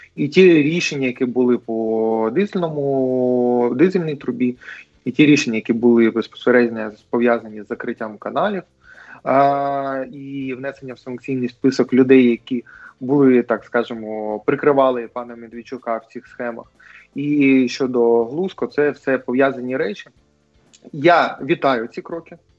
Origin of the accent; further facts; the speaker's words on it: Mariupol, Donetsk Oblast, Ukraine; в моєму рідному місті Маріуполь